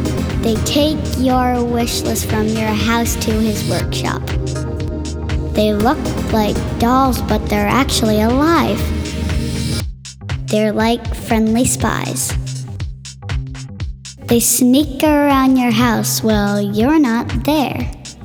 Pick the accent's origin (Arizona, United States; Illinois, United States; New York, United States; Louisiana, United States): New York, United States; I'm 9 years old and I'm from New York.